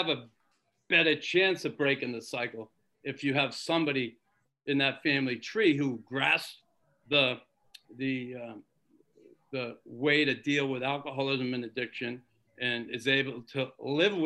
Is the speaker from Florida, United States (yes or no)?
no; Boston, Massachusetts, United States; I grew up in Boston.